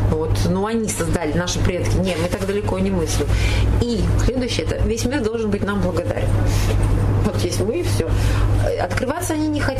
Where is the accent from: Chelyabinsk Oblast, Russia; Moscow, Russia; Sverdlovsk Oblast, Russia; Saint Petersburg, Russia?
Chelyabinsk Oblast, Russia; Chelyabinsk; Она говорит, а из какого города? Мы говорим, из Челябинска.